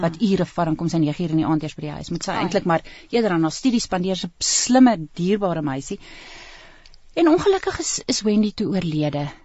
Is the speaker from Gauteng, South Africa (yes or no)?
yes; Pretoria, Gauteng, South Africa; ek het self groot geword in in Brooklyn